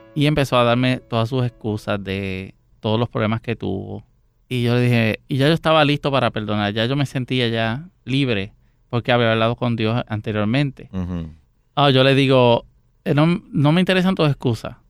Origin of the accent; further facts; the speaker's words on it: San José de Ocoa, Dominican Republic; now in Puerto Rico; Yo nací en San José de Ocoa, en República Dominicana